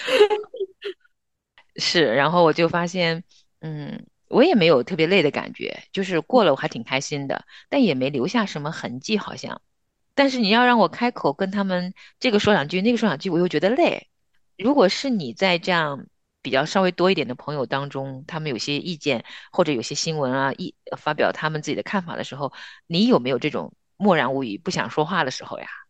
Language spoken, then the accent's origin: Chinese; northern China, China; 我们也是北方人嘛，我其实在我家乡包饺子也会放虾皮儿的